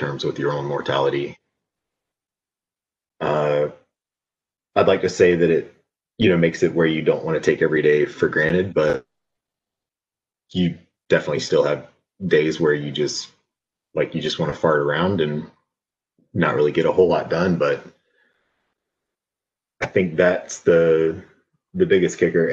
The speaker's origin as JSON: {"language": "English", "town": "Lugoff", "region": "South Carolina", "country": "United States", "tie": "born or raised there", "said": "I grew up in Lugoff, South Carolina, a really small town on the outskirts of Columbia. Lived all around as a kid, but 90% of my childhood was there"}